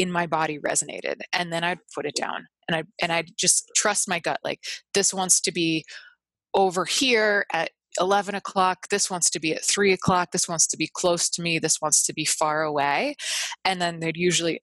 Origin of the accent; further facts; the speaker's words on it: Northeast, United States; I'm from the Northeast, where it's like puritanical values